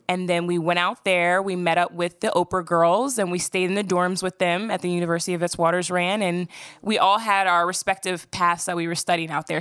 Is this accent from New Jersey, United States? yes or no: yes; Voorhees, New Jersey, United States; I grew up in South Jersey, about fifteen minutes outside of Philly